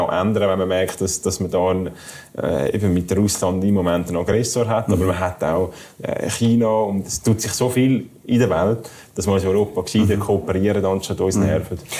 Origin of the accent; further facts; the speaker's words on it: Zurich, Switzerland; bei meinem Heimatkanton in Zürich